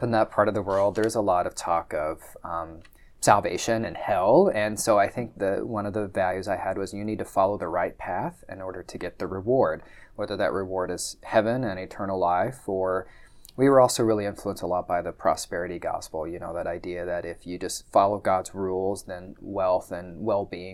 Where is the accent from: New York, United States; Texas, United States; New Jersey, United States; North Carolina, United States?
Texas, United States; also born or lived in Oklahoma City, Oklahoma / southwestern Oklahoma; I was raised in Texas